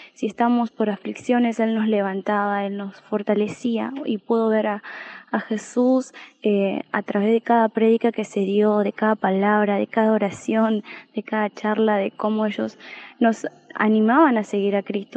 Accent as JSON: {"language": "Spanish", "country": "Argentina", "said": "de Argentina"}